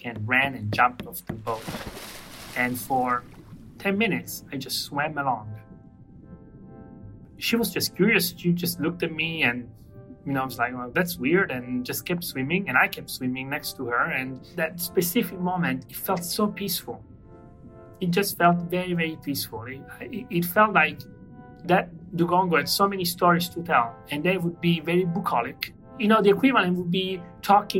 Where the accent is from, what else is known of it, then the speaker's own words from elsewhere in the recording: Catania, Sicily, Italy; I was born on an island, and I grew up on an island. I'm from Sicily, specifically from the city of Catania, which is right on the water.